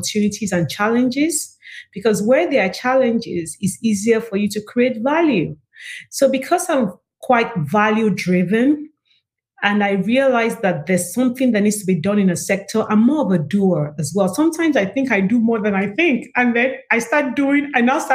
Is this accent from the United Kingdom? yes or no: no; Nigeria; now in United States; I'm from Africa. I'm actually from Nigeria, proudly Nigerian